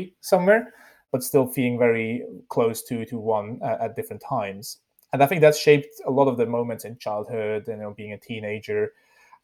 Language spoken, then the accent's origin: English; near Lucerne, Switzerland; English is a second language; I grew up in Switzerland. So for those who kind of look up my LinkedIn, they will see kind of I started studying in Switzerland. So that's because I am from Switzerland, from a small town called Lucerne in the German-speaking part, actually in a small tiny village of 3,000 people near Lucerne